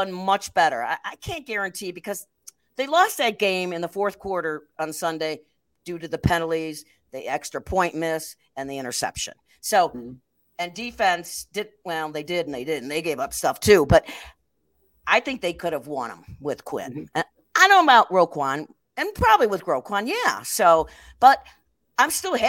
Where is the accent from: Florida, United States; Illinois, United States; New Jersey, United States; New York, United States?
Illinois, United States; Prospect Heights; I grew up in Prospect Heights, which was right around the corner from there